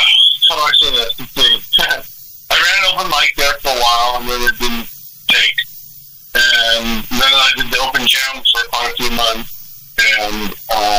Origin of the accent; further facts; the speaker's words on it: Oregon, United States; moved away as an adult; also born or lived in Florida / Boston / Fayetteville; I grew up in the Oregon